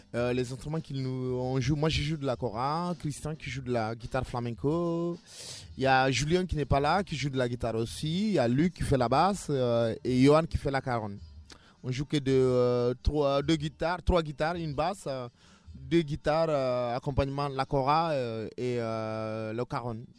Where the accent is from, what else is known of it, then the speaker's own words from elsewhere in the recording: Guinea; moved away as an adult; now in France; je viens de la Guinée hein, et euh, je, vis en France depuis, depuis 4 ans